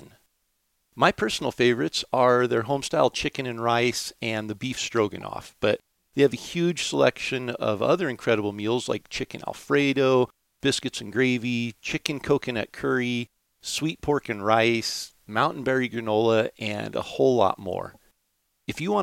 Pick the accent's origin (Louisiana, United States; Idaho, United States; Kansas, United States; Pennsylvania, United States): Idaho, United States; here in my home state of Idaho